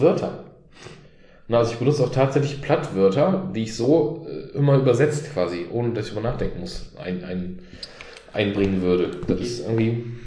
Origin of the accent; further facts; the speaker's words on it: North Rhine-Westphalia, Germany; ich bin ja auch mit der, äh, mit der Illusion aufgewachsen hier in Nordrhein-Westfalen, in Solich, dass ich Hochdeutsch spreche